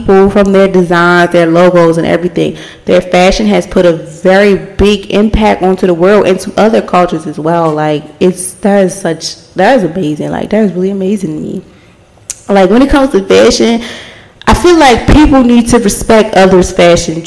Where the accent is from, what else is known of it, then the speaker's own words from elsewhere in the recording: Baltimore, Maryland, United States; I'm born and raised in Baltimore.